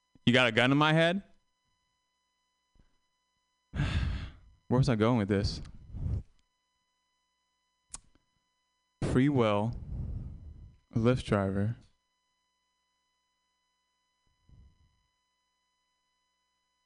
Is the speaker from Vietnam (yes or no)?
yes; Vietnam; moved away; I'm Vietnamese, and I tell people I was born in Vietnam, and I haven't been back.